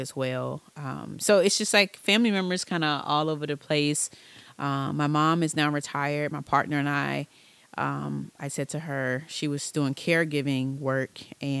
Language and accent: English; Richmond, Virginia, United States; I am originally from Richmond, Virginia